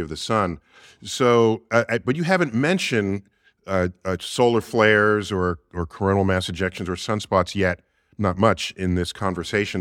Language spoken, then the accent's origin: English; New York City, New York, United States; my hometown, New York City